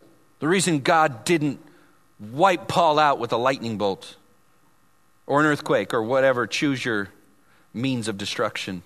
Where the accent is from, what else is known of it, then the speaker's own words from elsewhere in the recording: Vallejo, California, United States; people I grew up with in Vallejo